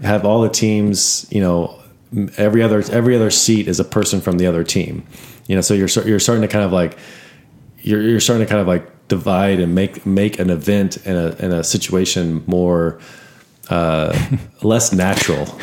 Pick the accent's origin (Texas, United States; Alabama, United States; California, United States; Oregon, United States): Texas, United States; Austin; I'm from Austin